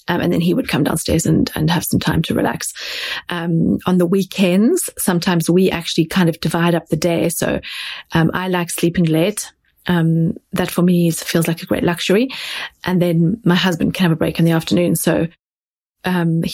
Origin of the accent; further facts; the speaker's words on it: South Africa; now in London, United Kingdom; I grew up in South Africa.